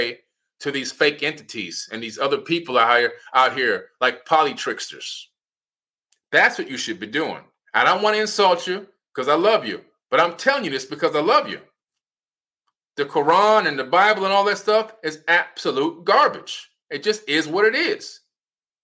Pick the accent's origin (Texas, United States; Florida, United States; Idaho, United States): Florida, United States; Opa-locka; I'm from Miami, Florida, in a city named Opa-locka, and I'm a black man